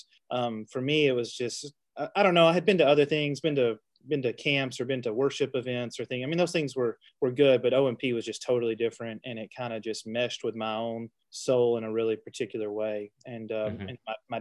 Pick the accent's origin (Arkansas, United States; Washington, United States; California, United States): Arkansas, United States; Cave City; moved away as an adult; now in Paragould, United States; We grew up together in Cave City, which is not too far from Paragould, over near Batesville